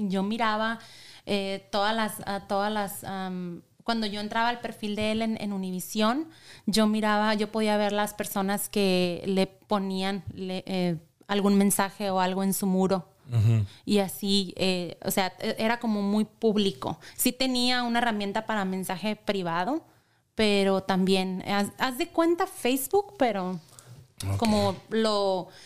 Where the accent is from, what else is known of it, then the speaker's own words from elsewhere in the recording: Imuri, Sonora, Mexico; para mi pueblo. De donde es ella.